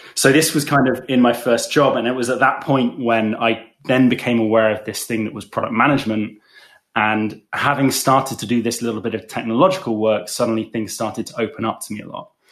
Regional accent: England, United Kingdom; moved away as an adult; also born or lived in London; now in Berlin, Germany; You can probably tell from my accent that I'm not from Germany, but I'm English.

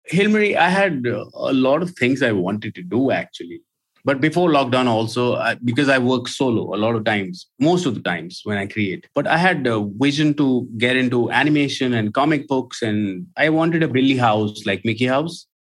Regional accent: Gurgaon, Haryana, India; I'm not from Bombay. I lived in Gurgaon all my life. And Gurgaon that time was a small town which is now Gurugram

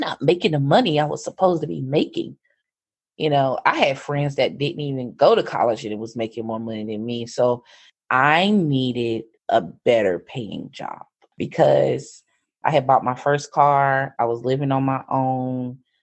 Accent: North Carolina, United States; moved away as an adult; also born or lived in Raleigh, North Carolina; I moved from Fair North Carolina when I was 18

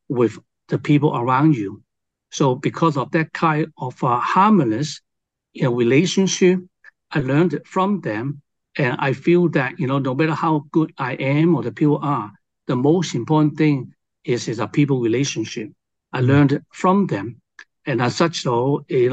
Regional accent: Hong Kong; also born or lived in China / Collingwood, Ontario, Canada; now in Canada; I was born in China and raised in Hong Kong in the 60s.

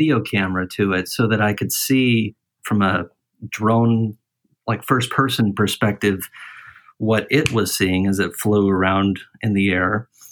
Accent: Litchfield Park, Arizona, United States; moved away; also born or lived in St. Anthony, Idaho / Pleasanton; I was primarily raised in Arizona, in the West Valley. So the Phoenix area, not Phoenix itself, though. We call it the West Valley. The town that I'm from is called Litchfield Park.

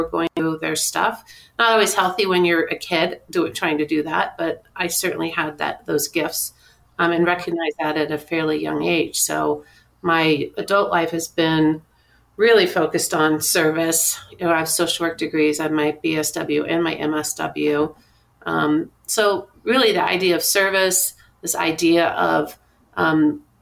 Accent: Kansas, United States; growing up in Kansas, I was born and raised in a family of meager means

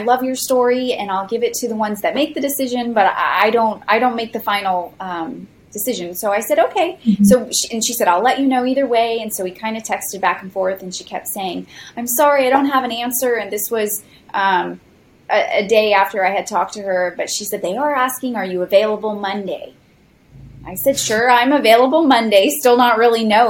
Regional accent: Osceola County, Florida, United States; I've grown up in Osceola County since I was 2 years old, and Osceola County neighbors Orange County, where Disney is located

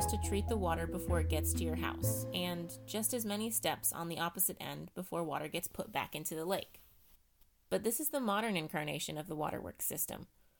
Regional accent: United States; Growing up in the United States, water was something I never thought about.

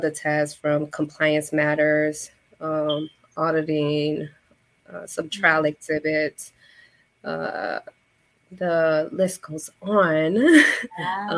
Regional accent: Chicago, Illinois, United States; I am from Chicago, born and raised in Humboldt Park

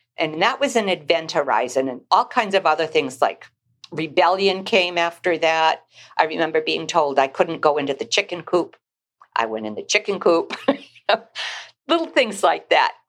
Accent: Newburyport, Massachusetts, United States; now in Manchester, United States; I grew up on Plum Island in Newburyport, Massachusetts

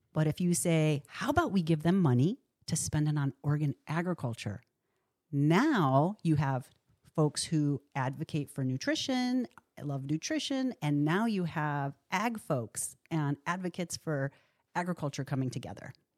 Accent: Rochester, New York, United States; now in Oregon, United States; Rochester, New York, my hometown

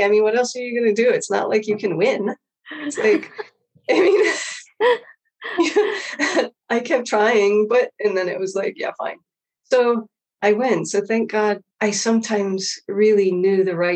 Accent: Hawaii, United States; Growing up in Hawaii

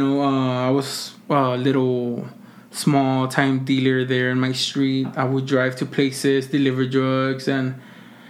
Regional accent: Mission, Texas, United States; I am from the Rio Grande Valley, you know, Mission, Texas.

